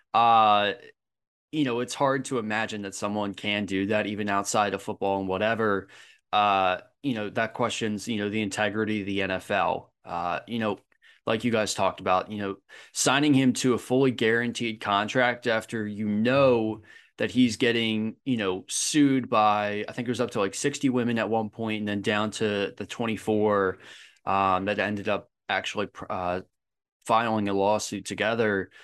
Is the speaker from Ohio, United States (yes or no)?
no; Philadelphia, Pennsylvania, United States; moved away; I'm originally from Philadelphia